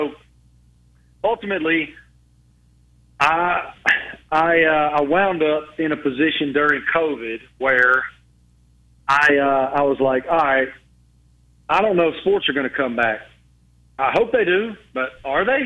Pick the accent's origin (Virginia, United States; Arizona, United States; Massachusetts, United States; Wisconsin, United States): Virginia, United States; Southwest; growing up in Southwest Virginia, going to games with my father